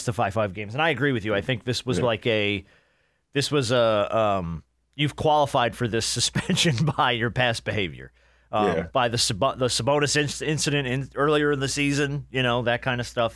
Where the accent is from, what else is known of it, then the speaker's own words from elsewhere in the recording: New Jersey, United States; moved away; I spent more time traveling than I did in the state of New Jersey